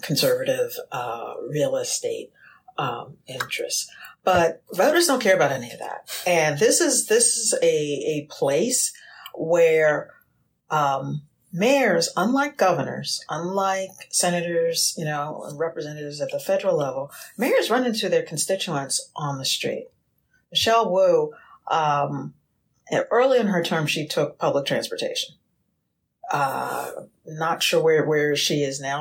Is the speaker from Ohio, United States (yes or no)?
no; Philadelphia, Pennsylvania, United States; growing up in Philadelphia